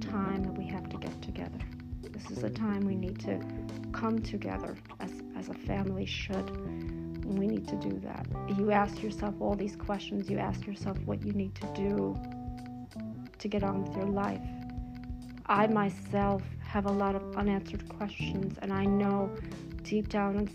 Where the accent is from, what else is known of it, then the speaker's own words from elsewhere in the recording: United States; I was born here in America.